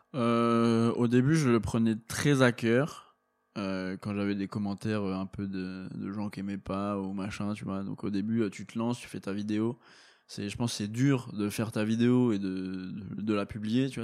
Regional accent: Meuse, Grand Est, France; je viens de la Meuse, les gars, d'un petit village de 50 habitants

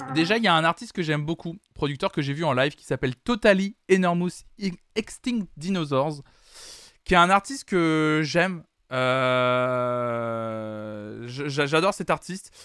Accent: Nantes, Pays de la Loire, France; je suis nantais

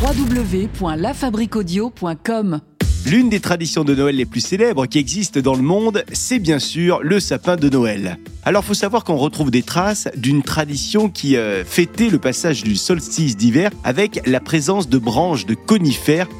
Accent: France; chez nous, en France

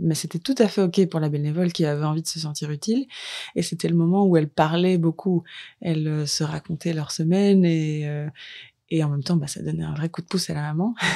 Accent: Lille, Hauts-de-France, France; moved away; je viens de Lille, en France

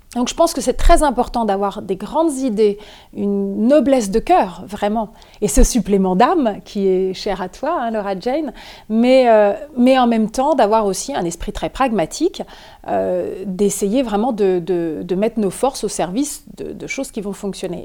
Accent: Normandy, France; je suis née en Normandie

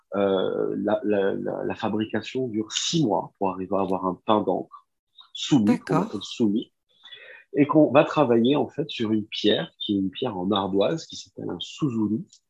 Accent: Nice, Provence-Alpes-Côte d'Azur, France; moved away as an adult; also born or lived in Japan; je suis, je suis né à Nice.

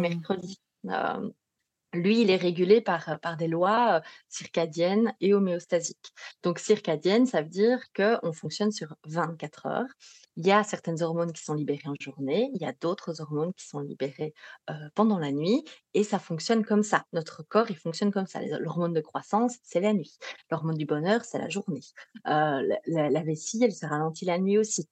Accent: Belgium; accent: Belgian; Si vous entendez un petit accent particulier, c'est parce que je suis belge.

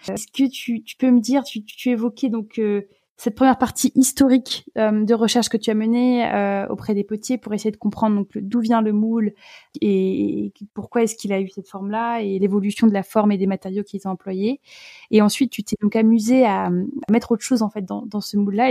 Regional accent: Alsace, Grand Est, France; je suis alsacienne

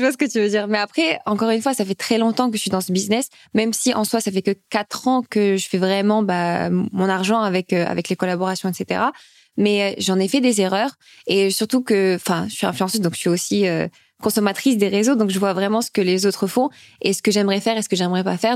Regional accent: Nice, Provence-Alpes-Côte d'Azur, France; moved away as an adult; also born or lived in Oran, Algeria; now in Paris, France; j'ai d'abord habité avec euh, ma tante et mes cousins euh, à Nice.

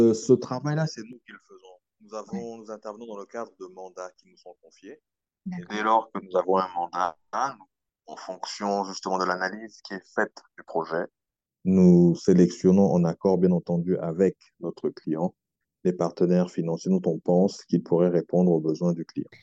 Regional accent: Republic of the Congo; moved away as an adult; also born or lived in France; now in Brazzaville, Congo; J'ai fait toute ma scolarité primaire, collège, mais, mais lycée aussi, euh, au Congo

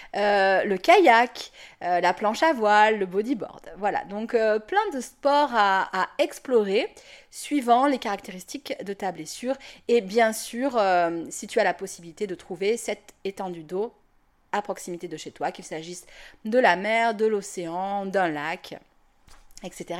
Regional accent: Toulon, Provence-Alpes-Côte d'Azur, France; moved away; je vais déménager à, Toulon. Et outre le fait de revenir dans ma région natale et de me rapprocher de ma famille

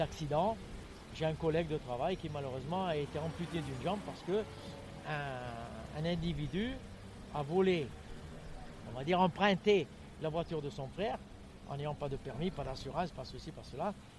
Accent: Lens, Hauts-de-France, France; now in Toulouse, France; je suis né à Lens dans le Pas-de-Calais

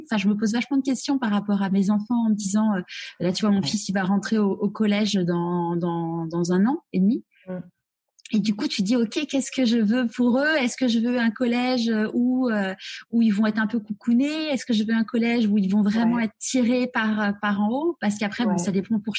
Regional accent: Neuilly-sur-Seine, Île-de-France, France; moved away; also born or lived in Marseille / Paris; j'ai grandi dans euh, à Neuilly-sur-Seine, donc euh, moi, justement, j'ai grandi dans ce côté-là euh, élitiste et tout.

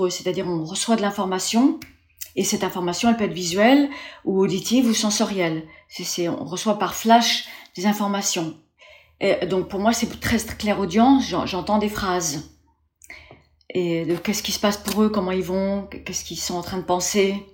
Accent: Formentera, Balearic Islands, Spain; also born or lived in Paris, France; j'étais petite, j'étais élevée à Formentera dans les Baléares principalement et sur et Paris, les deux. On a quitté les États-Unis, mes parents ont quitté les États-Unis, on est venu vivre en Europe

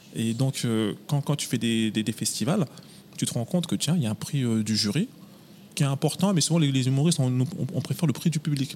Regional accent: Villiers-le-Bel, Île-de-France, France; now in Paris, France; Moi, je suis originaire de Villiers-le-Bel, dans le 95. C'est chez moi, Villiers.

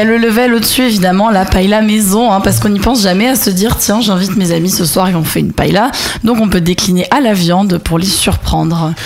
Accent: France; now in Barcelona, Spain; on est français, on débarque en Espagne

